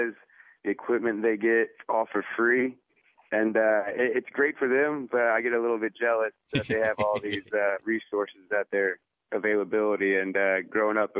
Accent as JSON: {"language": "English", "town": "Houston", "region": "Texas", "country": "United States", "said": "I'm from Houston. I played for the academy team"}